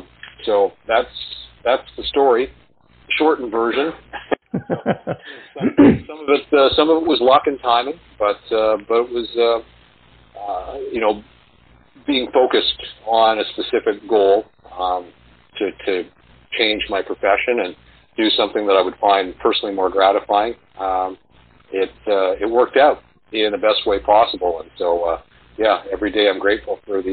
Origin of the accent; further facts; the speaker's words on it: Winnipeg, Manitoba, Canada; my hometown of Winnipeg